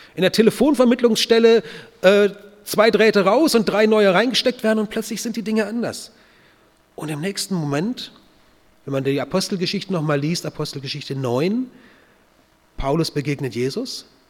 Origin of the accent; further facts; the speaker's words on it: North German Plain, Germany; moved away as an adult; also born or lived in Kochertal, Baden-Württemberg; Dort in der norddeutschen Tiefebene, wo ich aufgewachsen bin